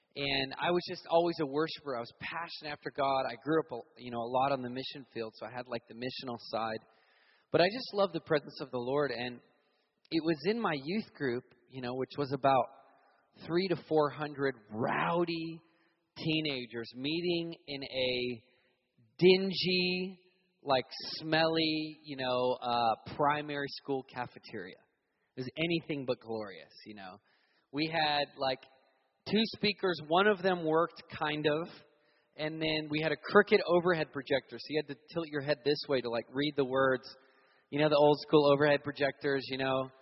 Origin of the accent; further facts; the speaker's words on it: Virginia Beach, Virginia, United States; also born or lived in Montana; the season that I grew up in Virginia Beach